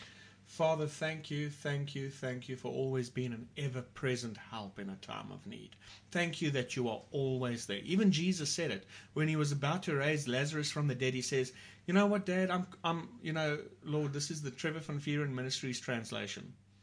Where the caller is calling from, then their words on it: Port Elizabeth, Eastern Cape, South Africa; I'm talking here from South Africa. We're in a city called Port Elizabeth.